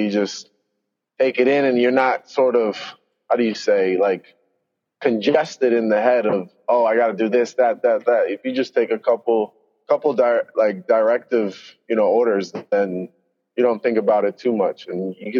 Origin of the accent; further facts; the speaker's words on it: New Jersey, United States; also born or lived in Manizales, Colombia / Cali, Colombia; So I was born in Manizales, Colombia. I grew up in Cali, and then I moved to New Jersey when I was 8 years old.